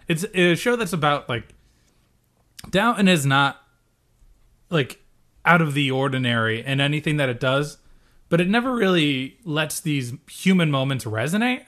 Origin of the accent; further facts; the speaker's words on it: United States; we as Americans